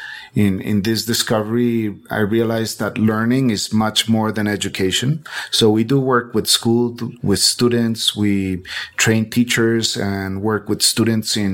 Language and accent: English; Bogotá, Colombia; I was born in Bogota, in Colombia. And Colombia, for me, has always represented a really nature-rich space. You know, we are one of the richest in biodiversity in the world